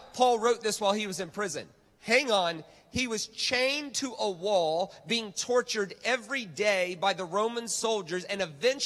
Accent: United States; moved away; I'm American

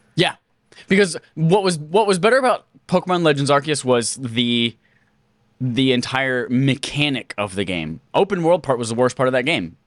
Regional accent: United States; I'm a dumb American

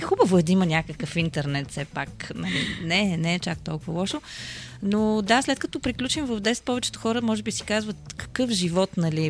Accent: Pernik, Pernik Province, Bulgaria; аз съм от Перник

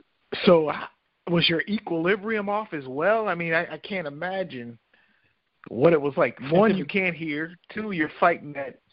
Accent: Cleveland, Ohio, United States; born or raised there

